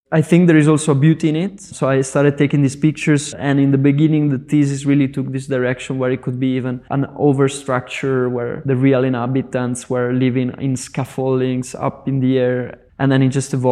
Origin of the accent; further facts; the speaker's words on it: Italy; now in Rotterdam, Netherlands; My studio is based in Rotterdam, indeed. Well, I'm from Italy and uh, I'm like slowly expanding towards the whole Europe.